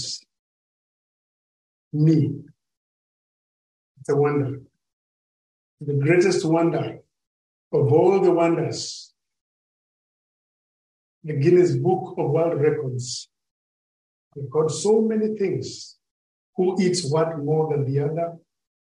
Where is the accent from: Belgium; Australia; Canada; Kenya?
Kenya; I come from Kenya, but I've never visited